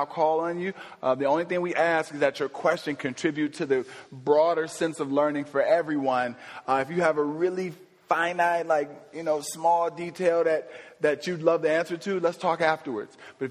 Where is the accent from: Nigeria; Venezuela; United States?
United States; Ohio; my home state of Ohio